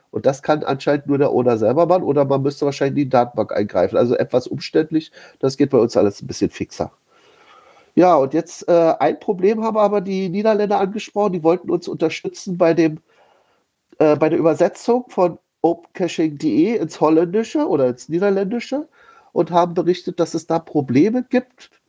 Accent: Berlin, Germany; ich wechsle hier mal zwischen äh, meiner Heimatstadt Berlin und meinem, ja, sagen wir mal, vielleicht Arbeitsort Potsdam.

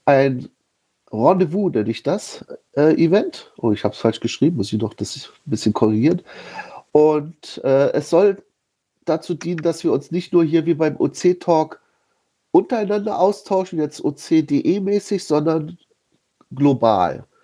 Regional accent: Berlin, Germany; ich wechsle hier mal zwischen äh, meiner Heimatstadt Berlin und meinem, ja, sagen wir mal, vielleicht Arbeitsort Potsdam.

